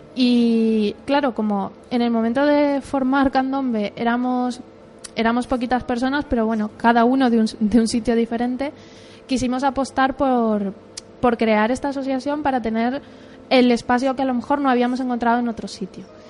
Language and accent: Spanish; Uruguay; moved away as an adult; now in Spain; yo soy de Uruguay, aunque, bueno, llevo viviendo aquí 11 ah, años y medio.